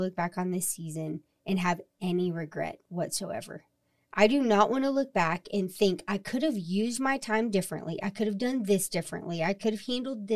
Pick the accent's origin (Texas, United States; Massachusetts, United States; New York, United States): Texas, United States; Amarillo; We're from Amarillo.